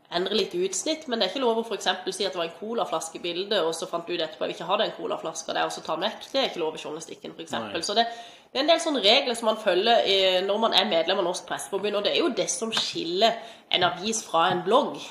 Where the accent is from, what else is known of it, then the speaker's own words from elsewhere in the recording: Mandal, Agder, Norway; moved away as an adult; also born or lived in Stavanger; Jeg er fra Mandal opprinnelig. Bodde her til jeg var ferdig i russ i 2007.